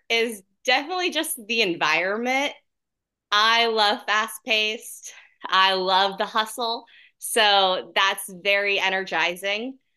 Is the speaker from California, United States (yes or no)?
no; Point Pleasant Beach, New Jersey, United States; also born or lived in Orlando, Florida; now in Atlanta, United States; I'm originally from a really small town, um, in New Jersey called Point Pleasant Beach. Uh, so it's on the shore, and I grew up also in Orlando, Florida